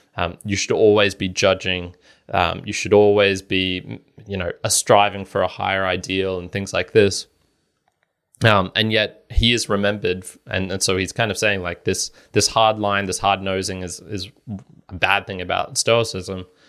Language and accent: English; Australia; speaking as an Australian here in a relative democracy